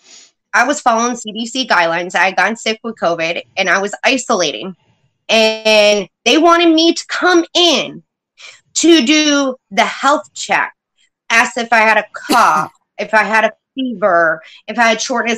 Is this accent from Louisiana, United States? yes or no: no; New York, United States; I was born and raised in New York